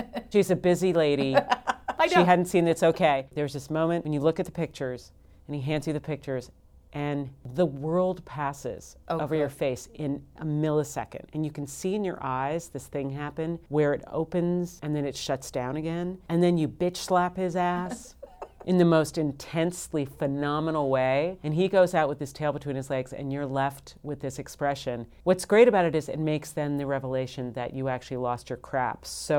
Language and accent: English; Mid-Atlantic, United States; We're from the Mid-Atlantic. And we like to speak with dulcet tones that sound a little bit like we're on a talk show. But that's sort of where we grew up.